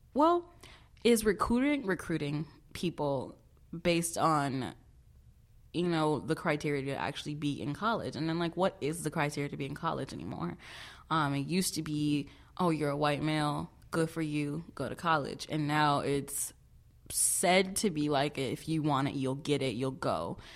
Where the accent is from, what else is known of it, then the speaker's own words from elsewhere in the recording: Chicago, Illinois, United States; moved away as an adult; now in Vermont, United States; I am from Chicago, no, not Chi Town or Chirac. I'm from the south side, yes, of Chicago